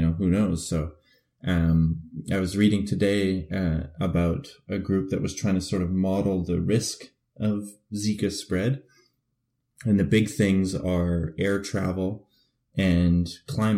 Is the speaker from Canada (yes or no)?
yes; Canada; moved away; as a Canadian